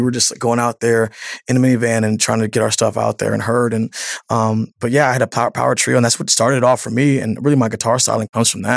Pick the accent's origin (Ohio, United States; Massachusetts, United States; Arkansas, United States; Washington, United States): Washington, United States; Seattle; some Seattle kid